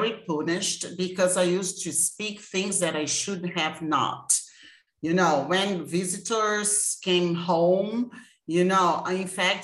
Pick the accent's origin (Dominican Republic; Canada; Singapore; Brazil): Brazil; I am from Brazil, this beautiful country